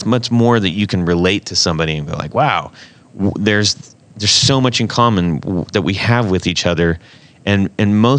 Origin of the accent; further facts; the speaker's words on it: West Coast, United States; moved away; I grew up on the West Coast